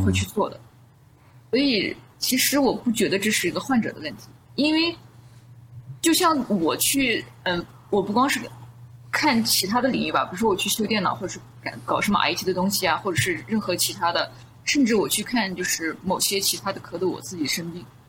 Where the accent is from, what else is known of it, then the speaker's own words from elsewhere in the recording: Southern Xinjiang, China; moved away; also born or lived in United States; 我是在南疆长大